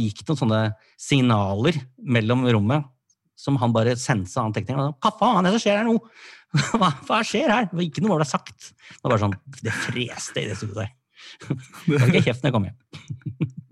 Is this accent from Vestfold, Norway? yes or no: yes; Sandefjord, Vestfold, Norway; moved away; var jeg hjemme i Sandefjord